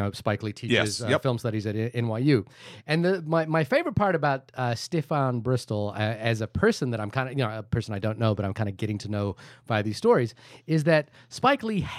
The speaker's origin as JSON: {"language": "English", "country": "India", "said": "I'm Indian. So we're obliged"}